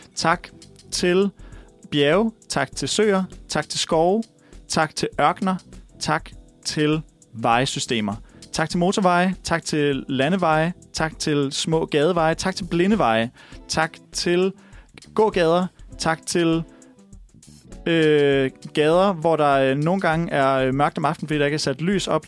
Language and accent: Danish; Viborg, Central Denmark Region, Denmark; min hjemby Viborg